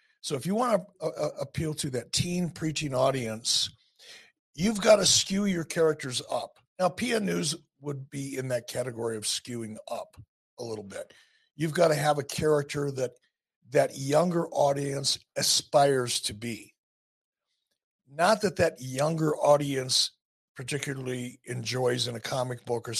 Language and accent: English; Detroit, Michigan, United States; I'm from Detroit. We live pretty much in the same neighborhood, close to it.